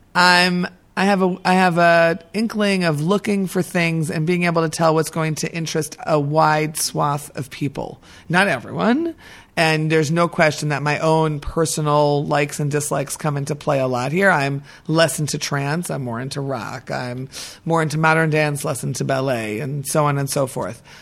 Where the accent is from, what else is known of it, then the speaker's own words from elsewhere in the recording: New York, United States; now in Israel; I'm an American and I'm a former New Yorker